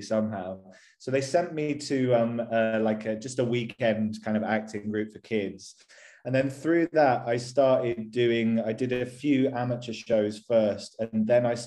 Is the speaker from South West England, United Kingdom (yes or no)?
yes; Bristol, South West England, United Kingdom; moved away as an adult; also born or lived in London; now in Guildford, United Kingdom; I'm originally from a place called Bristol, which is on the west coast of England. I moved to London when I was 18